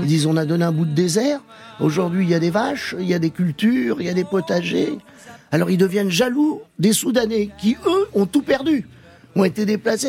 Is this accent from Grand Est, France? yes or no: no; Paris, Île-de-France, France; also born or lived in Algeria; Donc je suis un vrai titi parisien.